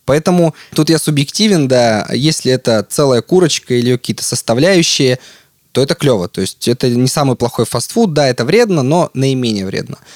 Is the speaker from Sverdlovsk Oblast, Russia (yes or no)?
yes; Yekaterinburg, Sverdlovsk Oblast, Russia; которое мы делали здесь в Екатеринбурге, а я из Екатеринбурга.